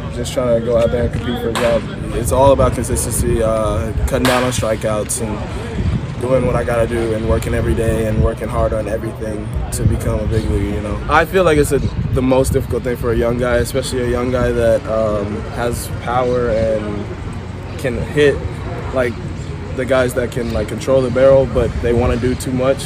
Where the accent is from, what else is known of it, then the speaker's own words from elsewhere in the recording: Bahamas; now in Miami, United States; I'm from the Bahamas